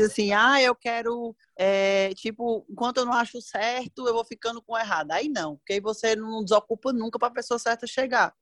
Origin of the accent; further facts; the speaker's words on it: Northeast Region, Brazil; Acho que é coisa de nordestino, né? A gente é meio desbocado, fala o que pensa, é, é animado